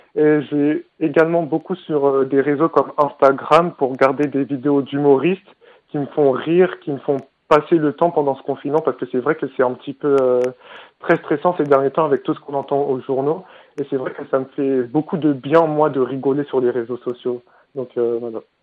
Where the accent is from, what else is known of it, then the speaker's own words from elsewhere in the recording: Brétigny-sur-Orge, Île-de-France, France; Je viens de Bretigny-sur-Orge